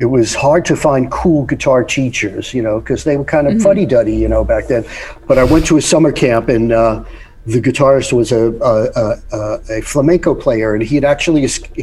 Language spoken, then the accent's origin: English; New York, United States; I grew up in New York